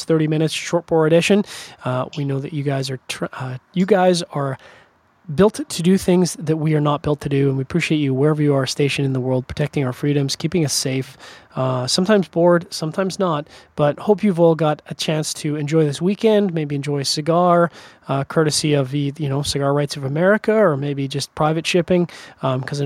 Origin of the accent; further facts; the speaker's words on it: Canada; I'm a Canadian.